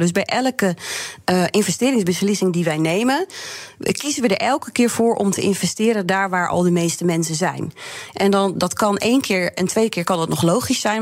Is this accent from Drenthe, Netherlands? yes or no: yes; Drenthe, Netherlands; als Drent en Boerin